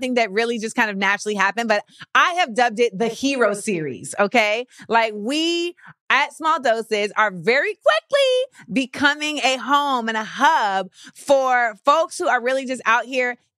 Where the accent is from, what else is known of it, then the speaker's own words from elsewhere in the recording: Florida, United States; I'm from Florida